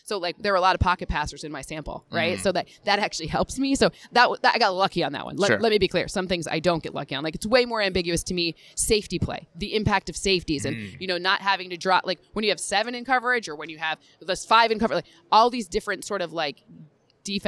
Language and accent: English; Michigan, United States; I'm from Michigan